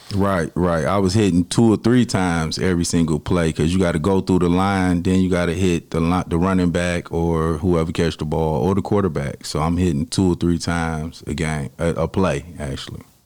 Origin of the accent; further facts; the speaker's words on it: Detroit, Michigan, United States; I grew up in Detroit, on the east side of Detroit